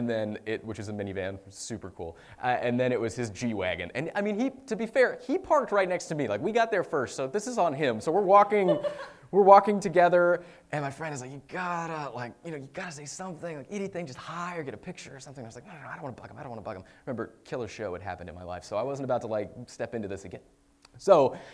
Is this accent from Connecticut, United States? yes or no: no; Marin County, California, United States; I'm from Marin County, which is right across the bay from San Francisco.